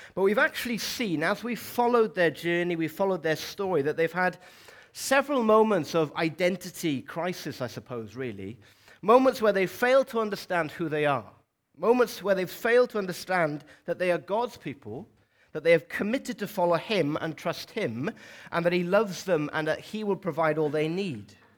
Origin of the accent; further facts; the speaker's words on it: South Wales, United Kingdom; moved away as an adult; also born or lived in Dorset; now in Newcastle, United Kingdom; for most of my life, twenty-one years or so, I lived and grew up in, in South Wales